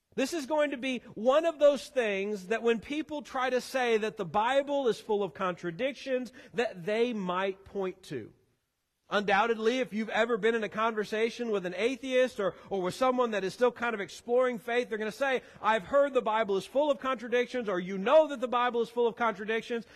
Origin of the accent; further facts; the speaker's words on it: Missouri, United States; moved away; I am a Missouri boy born and raised, as is my wife